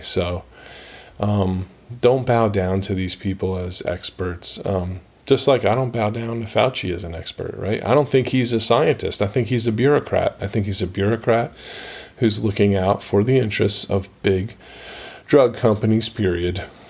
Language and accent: English; United States; born or raised there